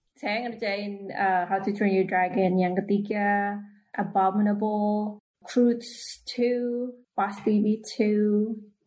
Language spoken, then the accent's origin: Indonesian; Indonesia; moved away as an adult; also born or lived in Sumatra / Surabaya, East Java / New York; now in California, United States; dulu saya tinggalnya lahirnya di Sumatera terus sekolah di Upaya, di Surabaya